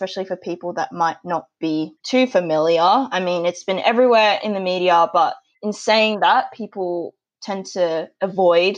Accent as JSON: {"language": "English", "country": "Australia", "tie": "born or raised there", "said": "I've been lucky enough to be born and grow up in Australia"}